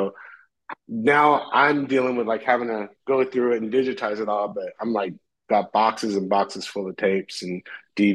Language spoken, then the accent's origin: English; behind the Roadium swap meet, California, United States; grow up behind a rhodium swap meet, you know, where … and …